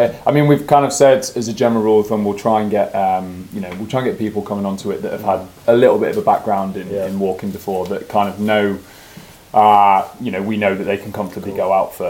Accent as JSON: {"language": "English", "area": "Derbyshire", "region": "East Midlands", "country": "United Kingdom", "tie": "born or raised there", "said": "born and bred in Derbyshire, and we know the area like the back of the hand."}